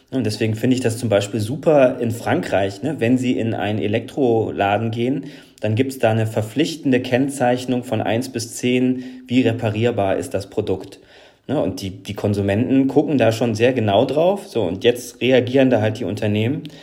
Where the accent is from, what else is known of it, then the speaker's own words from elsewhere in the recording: Northern Germany, Germany; now in Wuppertal, Germany; ich bin Norddeutscher, jetzt in Wuppertal.